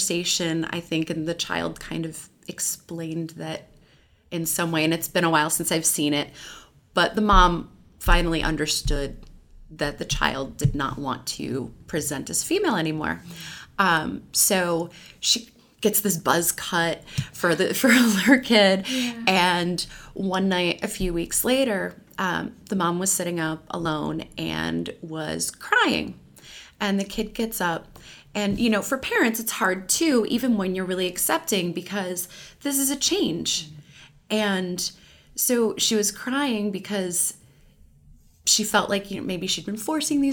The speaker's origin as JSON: {"language": "English", "region": "Louisiana", "country": "United States", "tie": "born or raised there", "also_born_or_lived": "Colorado / Mississippi", "moved": "as an adult", "said": "I grew up in Louisiana"}